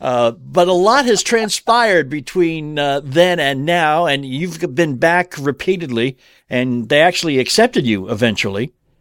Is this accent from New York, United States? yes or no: yes; New York City, New York, United States; Yeah, well, I grew up on Staten Island.